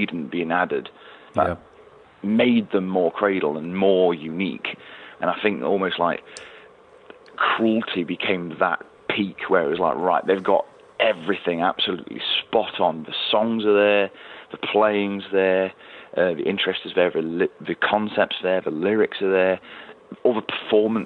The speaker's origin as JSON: {"language": "English", "town": "Nottingham", "region": "East Midlands", "country": "United Kingdom", "tie": "born or raised there", "said": "Nottingham Rock City, which is my hometown"}